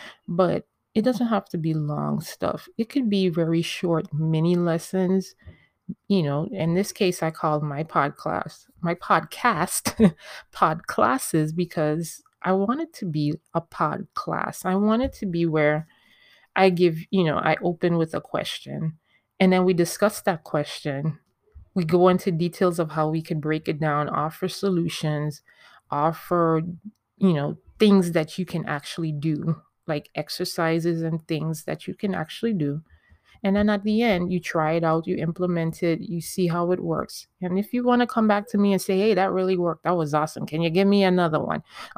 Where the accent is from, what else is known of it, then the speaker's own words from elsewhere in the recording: U.S. Virgin Islands; You may hear me coming in and out of my accent, because I am a Caribbean. I am from the Virgin Islands. Hey, VI Massive.